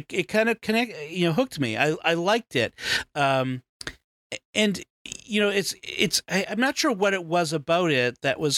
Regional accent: United States; being an American kid

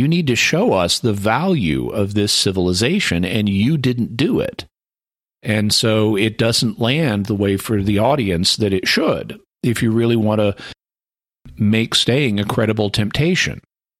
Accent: Fayetteville, Arkansas, United States; My hometown here in Fayetteville, Arkansas

